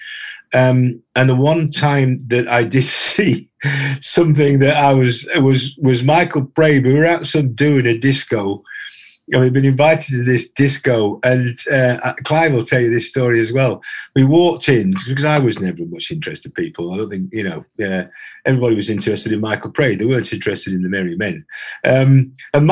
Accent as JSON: {"language": "English", "region": "Yorkshire and the Humber", "country": "United Kingdom", "tie": "born or raised there", "said": "I grew up in Yorkshire, just down the road from Sherwood Forest or Clumber Park"}